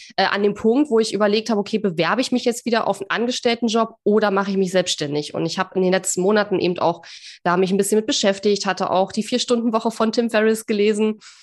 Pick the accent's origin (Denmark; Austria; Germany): Germany; East Germany; ich komme ja aus dem Osten